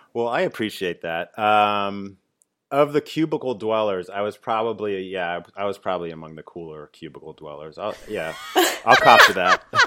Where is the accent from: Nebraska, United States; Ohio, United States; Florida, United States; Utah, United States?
Ohio, United States; Dayton; moved away as an adult; also born or lived in Washington D.C.; moved back to my hometown in Dayton, Ohio